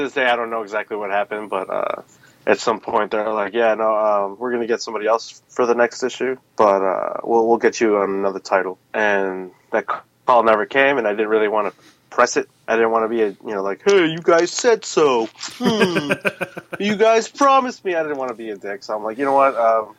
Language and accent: English; West Chicago, Illinois, United States; I'm a Chicago-born kind of guy. The burbs of Chicago, so I can't even really say I'm from Chicago. I come from a little town called West Chicago that is nowhere near Chicago.